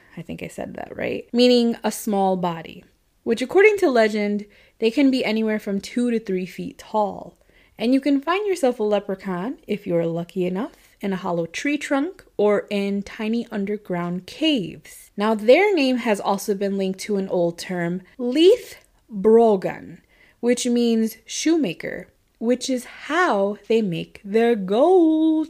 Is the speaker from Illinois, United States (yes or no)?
yes; Chicago, Illinois, United States; growing up around Chicago